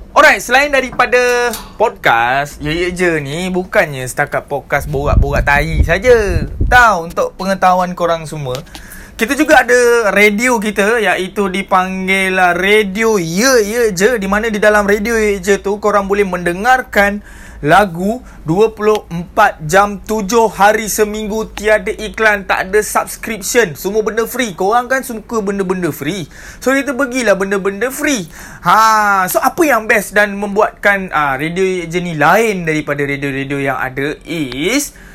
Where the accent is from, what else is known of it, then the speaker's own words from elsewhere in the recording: Malaysia; kita sebagai rakyat Malaysia